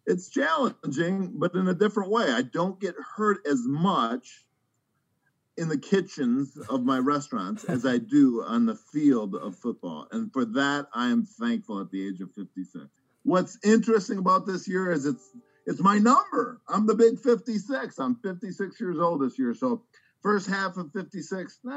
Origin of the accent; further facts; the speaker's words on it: Wisconsin, United States; I grew up in Wisconsin, so I can kind of consider myself a northerner.